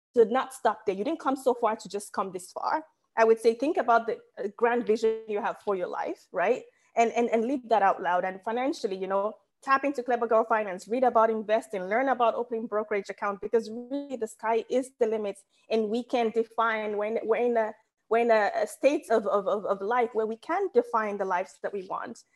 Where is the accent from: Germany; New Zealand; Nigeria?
Nigeria; moved away as an adult; now in United States; I'm Nigerian, but I've lived in America for half my life